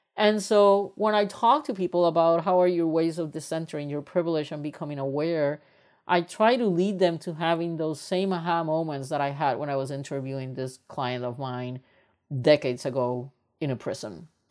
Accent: Puerto Rico; moved away as an adult; also born or lived in United States; I am originally from Puerto Rico, and when I was raised up in Puerto Rico, I come from a very privileged family

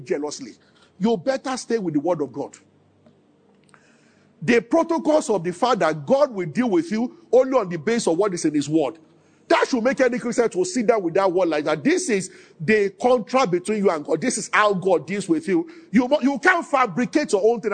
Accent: Nigeria; as a Nigerian

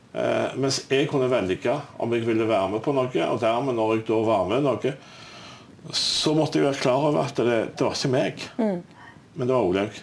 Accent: Stavanger, Rogaland, Norway; Jeg er jo fra Stavanger

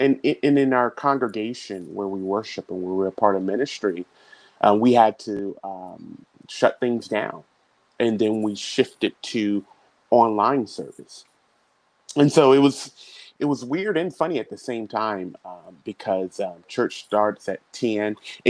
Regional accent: Augusta, Georgia, United States; also born or lived in Dayton, Ohio / Germany / Korea; now in Tampa, United States; So I was born in Dayton, Ohio, but I consider Augusta, Georgia to be home. That's where I was raised. That's where I received all my education. I currently reside in Tampa, Florida with my wife, Raisa.

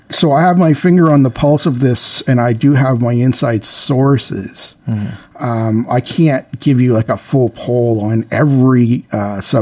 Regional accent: Canada; Yeah, and I told him like, "I'm Canadian. I can't even vote in your election. I just kind of slipped down here to."

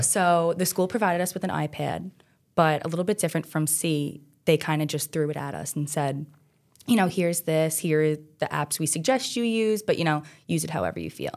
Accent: New York City, New York, United States; I grew up on Staten Island my whole life, South Shore, born and raised

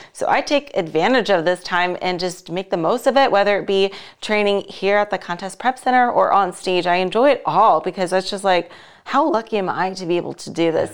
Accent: Las Vegas, Nevada, United States; here in my hometown, Las Vegas

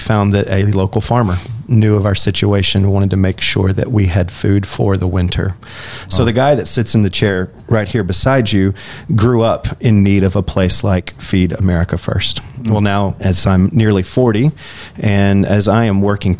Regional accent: Fairview, United States; I'm also a rural boy. I grew up in Fairview

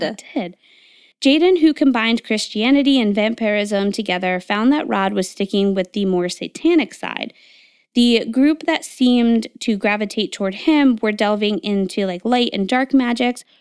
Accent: Connecticut, United States; I grew up in Connecticut

